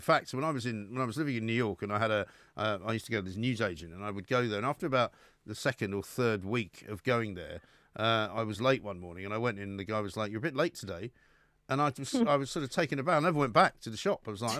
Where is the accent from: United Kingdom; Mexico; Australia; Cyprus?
United Kingdom; So, I mean, being British